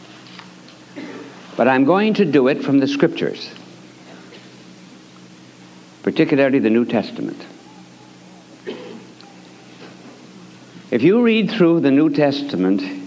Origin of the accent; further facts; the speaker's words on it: United States; as an American